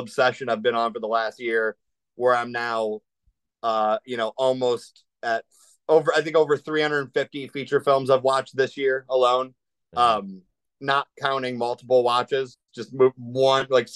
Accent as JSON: {"language": "English", "town": "Cleveland", "region": "Ohio", "country": "United States", "said": "we're all from Cleveland area"}